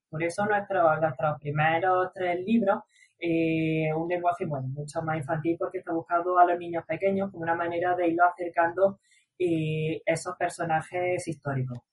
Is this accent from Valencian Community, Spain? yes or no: no; Granada, Andalusia, Spain; los tres somos de, de Granada